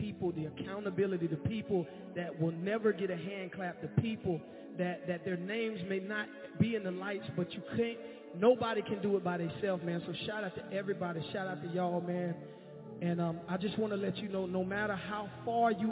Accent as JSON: {"language": "English", "town": "Jacksonville", "region": "Florida", "country": "United States", "said": "I'm from Jacksonville, Florida"}